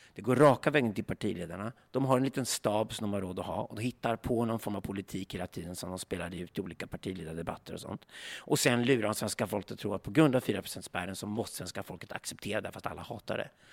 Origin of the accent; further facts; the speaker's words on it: Sweden; vi svenskar